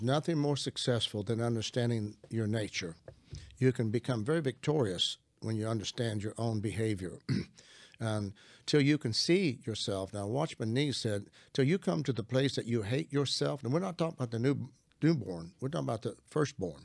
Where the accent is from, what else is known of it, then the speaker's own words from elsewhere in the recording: Arkansas, United States; I'm from Arkansas. I'm a country boy.